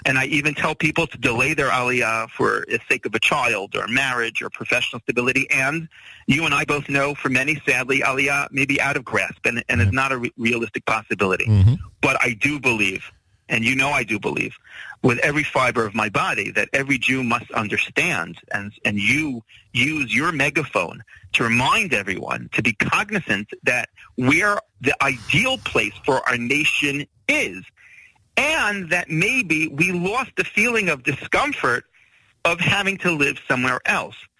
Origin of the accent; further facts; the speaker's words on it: United States; moved away as an adult; now in Israel; I'm also American born, you know, bred